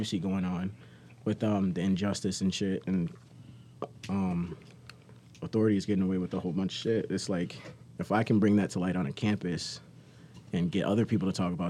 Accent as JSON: {"language": "English", "town": "Chicago", "region": "Illinois", "country": "United States", "moved": "as an adult", "lives_now": "West Virginia, United States", "said": "I'm from Chicago."}